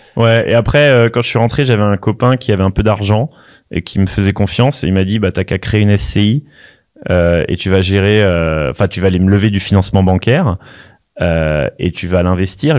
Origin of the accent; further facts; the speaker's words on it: Paris, Île-de-France, France; also born or lived in London; je, je, viens quand même de Paris, j'ai fait HEC